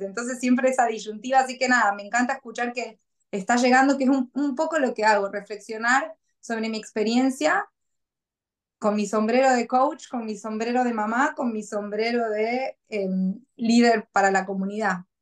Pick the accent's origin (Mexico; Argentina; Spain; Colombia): Argentina; moved away as an adult; now in Gold Coast, Australia; no es que no quiera mi país y que deje de ser argentina